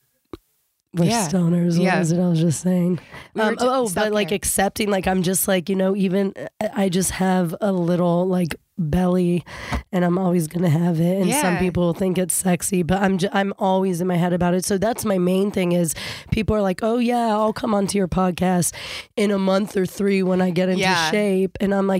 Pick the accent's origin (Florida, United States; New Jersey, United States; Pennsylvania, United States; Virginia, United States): Virginia, United States; Fairfax County; also born or lived in Kenya; I grew up in Fairfax County, Virginia. I was born in Africa, in Kenya